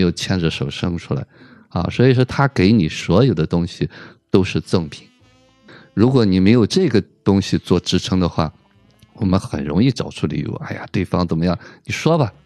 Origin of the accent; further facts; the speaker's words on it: China; 我们中国人